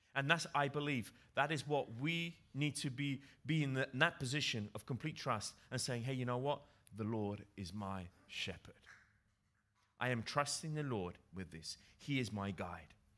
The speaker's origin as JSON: {"language": "English", "region": "England", "country": "United Kingdom", "tie": "born or raised there", "accent": "English", "moved": "yes", "said": "with my English accent, I grew up in England"}